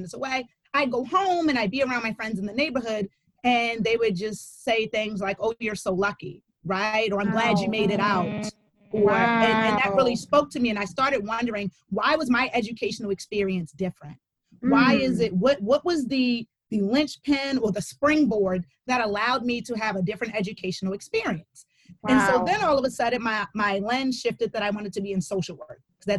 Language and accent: English; Baltimore, Maryland, United States; I was born and raised in Baltimore City. You got to put the city in, not the county. It's very, very part of my geographic identity.